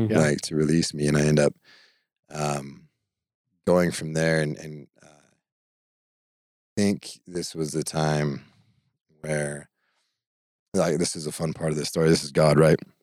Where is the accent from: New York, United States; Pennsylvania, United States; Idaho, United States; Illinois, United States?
Idaho, United States; moved away as an adult; also born or lived in Pocatello, Idaho; I'm from Idaho